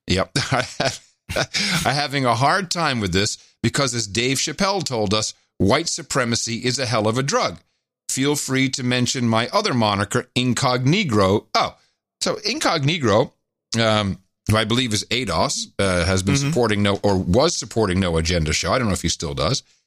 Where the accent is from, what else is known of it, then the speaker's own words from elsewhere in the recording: United States; we're two American guys. We happen to be two American dads